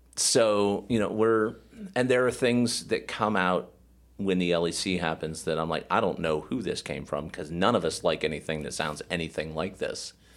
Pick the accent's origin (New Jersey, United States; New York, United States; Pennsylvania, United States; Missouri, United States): Pennsylvania, United States; Erie; I'm from Erie